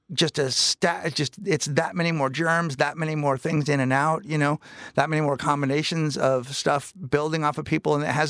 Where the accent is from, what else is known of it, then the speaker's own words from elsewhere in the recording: San Francisco, California, United States; Yeah. No, I'm from San Francisco.